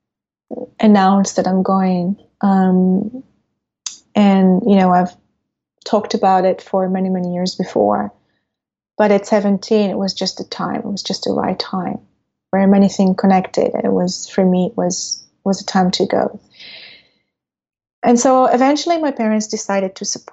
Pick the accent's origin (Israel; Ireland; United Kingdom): Israel; growing up in Israel at that time